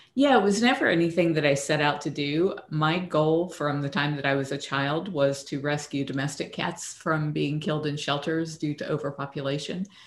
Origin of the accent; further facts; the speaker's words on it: Tampa, Florida, United States; also born or lived in Lackland Air Force Base, Texas; we came back to Tampa after